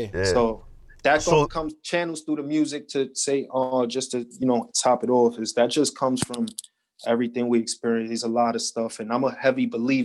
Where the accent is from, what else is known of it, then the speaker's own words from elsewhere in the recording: New York City, New York, United States; originally I'm from Jefferson Houses on the east side of Harlem, better known as Spanish Harlem